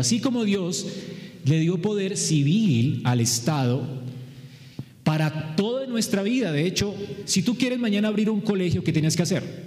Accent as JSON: {"language": "Spanish", "country": "Colombia", "said": "todos somos aquí colombianos"}